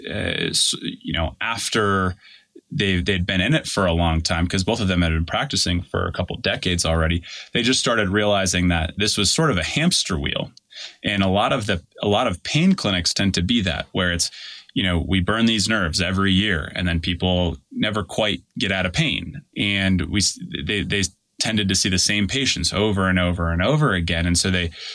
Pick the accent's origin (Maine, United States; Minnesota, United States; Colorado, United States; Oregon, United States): Colorado, United States; Denver; I'm from Denver